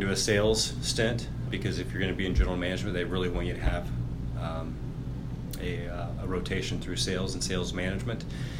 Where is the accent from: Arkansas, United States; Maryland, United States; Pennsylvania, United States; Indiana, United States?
Indiana, United States; Indianapolis; I serve as president of System Clinical Services here at IU Health. Born and raised in Indianapolis